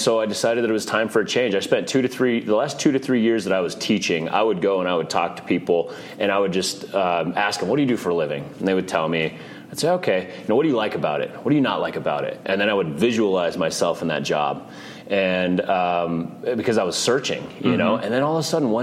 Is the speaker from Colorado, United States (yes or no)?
yes; Arvada, Colorado, United States; I grew up in Arvada, Colorado, so just a suburb of Denver.